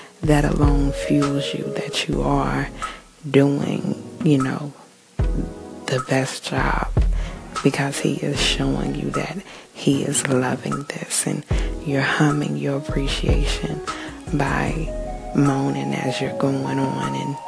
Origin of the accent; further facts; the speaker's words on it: New Zealand; and I am Kiwi.